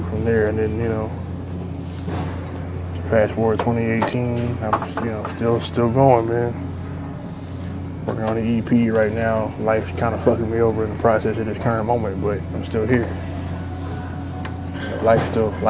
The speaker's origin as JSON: {"language": "English", "region": "Texas", "country": "United States", "said": "I'm an MC from Texas"}